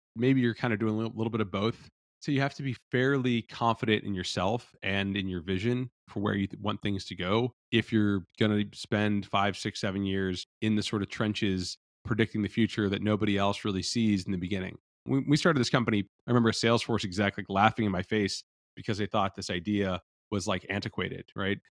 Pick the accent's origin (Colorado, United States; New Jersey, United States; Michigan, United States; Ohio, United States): Ohio, United States; Cincinnati; also born or lived in Los Angeles, California; now in Austin, United States; I'm from Cincinnati, Ohio originally